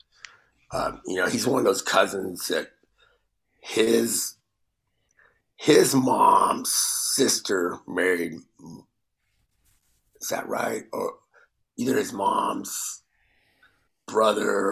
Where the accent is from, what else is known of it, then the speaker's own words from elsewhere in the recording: Texas, United States; growing up in Texas